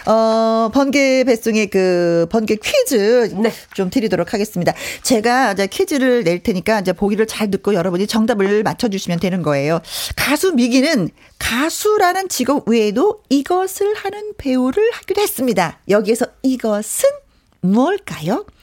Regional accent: Seoul, South Korea; 저는 서울이에요.

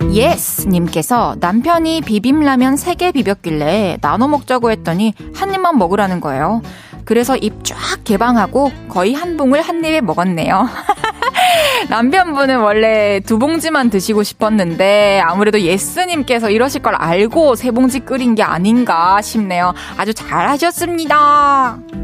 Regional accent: Busan, South Korea; 부산 사람으로서.

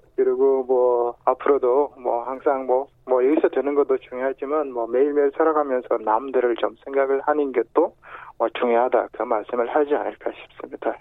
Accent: South Sudan; born or raised there; Korean is a second language; now in South Korea

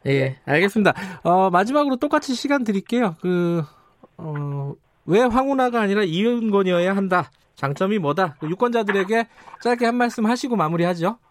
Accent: Daejeon, South Korea; 제가 사실 고향이 대전 중구입니다

